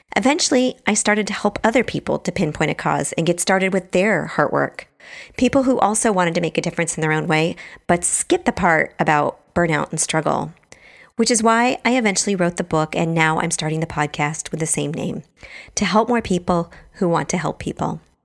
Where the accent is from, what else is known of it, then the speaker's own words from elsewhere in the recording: Bremerton, Washington, United States; also born or lived in Truckee, California; now in San Francisco, United States; I grew up in Bremerton, Washington, which is across the water from Seattle